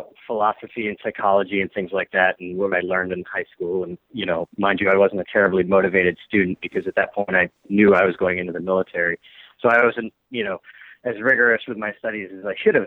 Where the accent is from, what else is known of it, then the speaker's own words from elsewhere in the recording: New Hampshire, United States; moved away as an adult; I'm from New Hampshire originally, and as I left, you know, sort of suburban New Hampshire to join the military